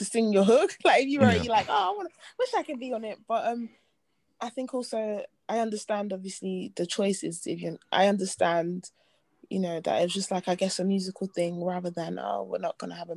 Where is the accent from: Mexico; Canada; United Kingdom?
United Kingdom; London; also born or lived in Nigeria; we're both from Southeast.